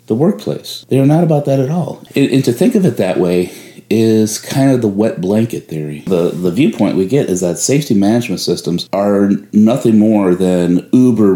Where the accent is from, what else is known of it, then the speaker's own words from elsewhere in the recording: Chicago, Illinois, United States; moved away as an adult; now in Houston, United States; I am from Chicago and moved down here to Houston, Texas, where snow is obviously rare